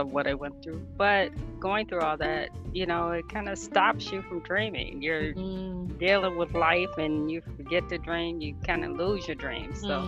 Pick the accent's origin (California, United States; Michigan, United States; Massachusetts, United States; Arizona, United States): Michigan, United States; Lansing; I was born and raised here in Lansing, Michigan